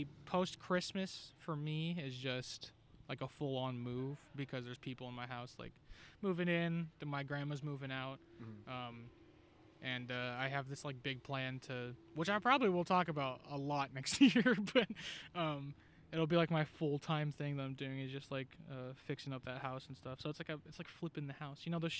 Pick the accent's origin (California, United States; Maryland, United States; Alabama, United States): California, United States; Yeah, I'm from the Bay Area.